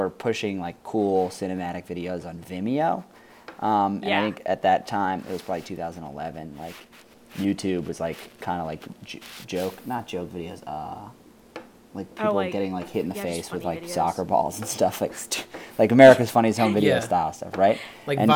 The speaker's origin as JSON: {"language": "English", "town": "New York City", "region": "New York", "country": "United States", "tie": "born or raised there", "said": "I was very lucky to be born and grow up in New York City"}